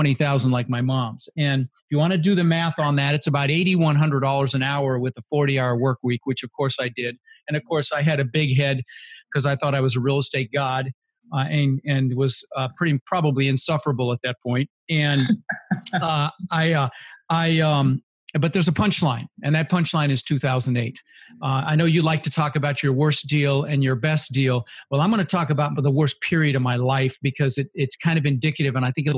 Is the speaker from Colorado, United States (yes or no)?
yes; Denver, Colorado, United States; also born or lived in Netherlands; Ended up in Denver, Colorado. Lived there for 30 years